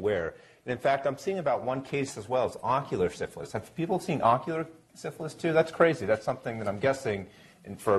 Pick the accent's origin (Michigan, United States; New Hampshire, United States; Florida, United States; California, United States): New Hampshire, United States; moved away as an adult; now in Providence, United States; So I'm currently down at Brown University in Providence, but I grew up here in New Hampshire